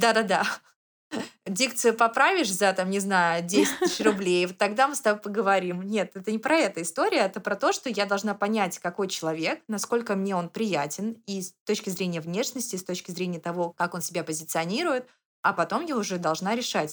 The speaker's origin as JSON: {"language": "Russian", "region": "Saint Petersburg", "country": "Russia", "tie": "born or raised there", "moved": "yes", "lives_now": "Moscow, Russia", "said": "я выросла в Санкт-Петербурге, это мой родной город, и я потом переехала в Москву"}